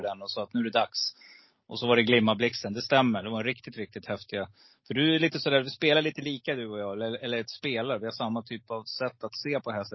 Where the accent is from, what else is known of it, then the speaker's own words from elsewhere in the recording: Stockholm, Stockholm County, Sweden; also born or lived in Gävle; now in Falun, Sweden; född i Gävle men jag eh, bodde nere i Stockholm. Ja, du är ja, så att eh, söder om Stockholm där. I de lite tuffare områdena, du vet runt Norsborg, Alby, Fittja där. Där är jag uppväxt.